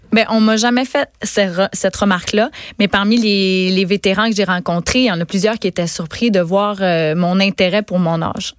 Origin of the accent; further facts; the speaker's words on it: Gaspésie, Quebec, Canada; je suis native de la Gaspésie.